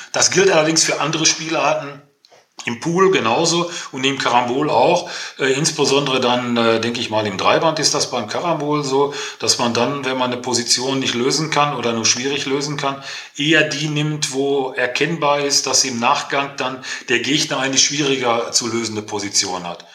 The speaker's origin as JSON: {"language": "German", "town": "Herne", "region": "North Rhine-Westphalia", "country": "Germany", "tie": "born or raised there", "said": "ich komme ja aus dem Ruhrgebiet, also mitten im Ruhrpott, ich bin gebürtiger Herner, wohne auch immer noch hier, bin in einer, bin in einer Bergmannskneipe groß geworden"}